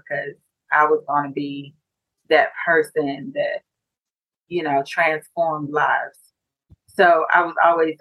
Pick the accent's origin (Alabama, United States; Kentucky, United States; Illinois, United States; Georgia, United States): Georgia, United States; Decatur; also born or lived in Atlanta; I'm from Atlanta, you know, grew up in Decatur, went to school here, went to college here